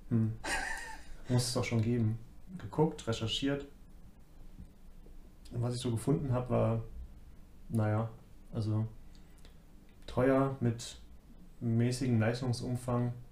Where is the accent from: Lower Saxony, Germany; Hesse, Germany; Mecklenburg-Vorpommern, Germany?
Lower Saxony, Germany; Braunschweig; moved away as an adult; also born or lived in Dresden / Mannheim; now in Munich, Germany; Braunschweig, mhm. so meine Heimat. Und habe lange in Dresden studiert, dort auch gearbeitet ja, mal ein Jahr in Mannheim gearbeitet, wieder in Dresden gearbeitet.